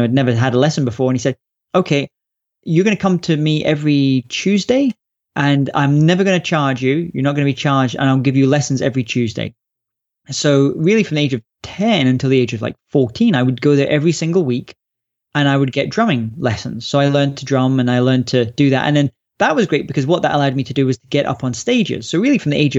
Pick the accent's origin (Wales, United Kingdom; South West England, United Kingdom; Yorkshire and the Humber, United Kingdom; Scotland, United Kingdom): Scotland, United Kingdom; also born or lived in London; we moved up to Scotland when I was about 3 years old, and in the countryside, beautiful countryside of Scotland. And it was a pretty great place to grow up as a child